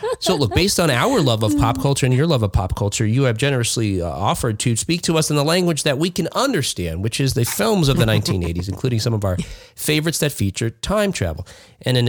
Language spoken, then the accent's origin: English; East Coast, United States; where I grew up on the East Coast